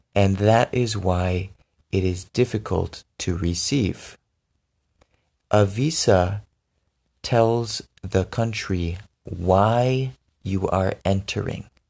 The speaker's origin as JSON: {"language": "English", "country": "United States", "also_born_or_lived": "Benin", "said": "I'm American, but I lived in Benin for two years"}